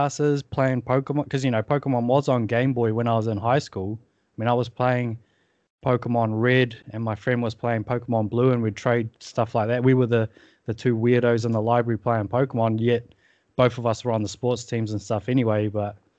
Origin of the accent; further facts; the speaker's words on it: England, United Kingdom; moved away; I'm from England originally